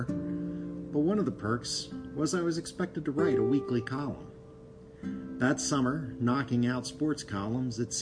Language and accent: English; Philadelphia, Pennsylvania, United States; I was from the Philadelphia area